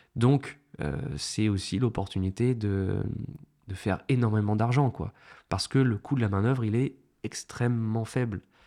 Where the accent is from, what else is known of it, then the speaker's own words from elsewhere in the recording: France; en tant que Français